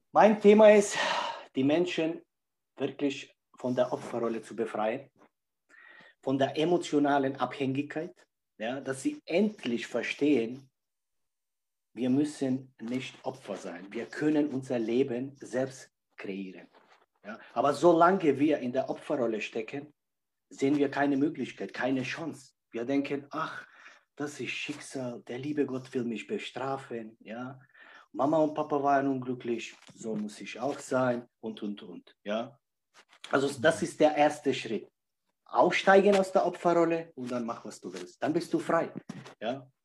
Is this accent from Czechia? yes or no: yes; Czechia; born there; Mein Körper wurde in Tschechien geboren, 41 Jahre, jung ist mein Körper.